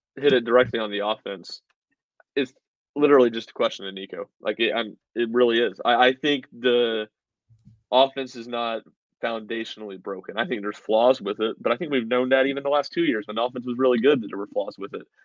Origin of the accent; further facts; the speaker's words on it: Nashville, Tennessee, United States; I'm from Nashville